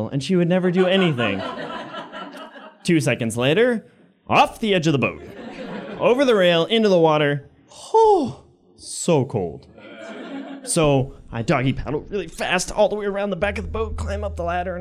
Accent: Maine, United States; I grew up in Maine, and I had a very solid childhood.

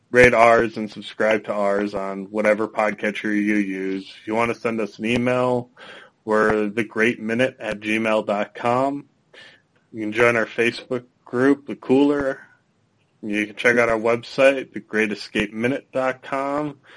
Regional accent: Minnesota, United States; I'm from Minnesota. It gets cold here.

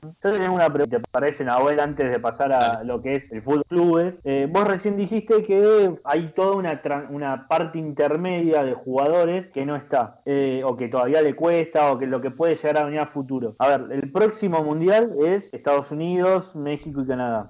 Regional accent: Argentina

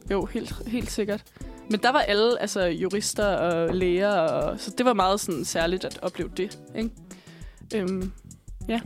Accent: Bornholm, Capital Region of Denmark, Denmark; moved away; jeg er fra Bornholm, og jeg gik, øh, først på en skole, der hed Østerlars Gudhjemsskole

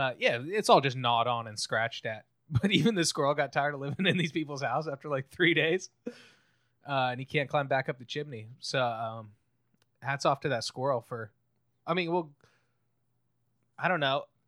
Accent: California, United States; California natives, uh, we're both Cali natives

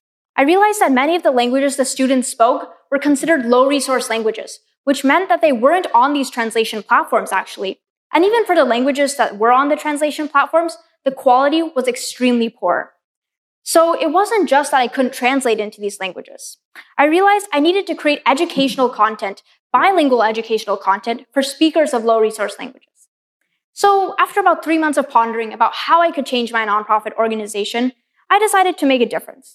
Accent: Pacific Northwest, United States; Growing up in the Pacific Northwest, places around me, even the name Seattle, come from Native American languages

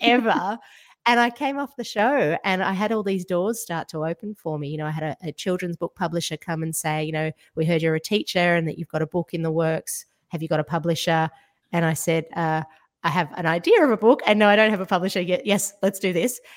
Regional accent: Georgia; now in Australia; I grew up in Georgia in the former Soviet Union

